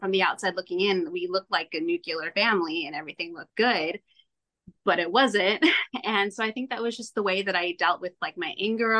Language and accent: English; California, United States; So I grew up in Southern California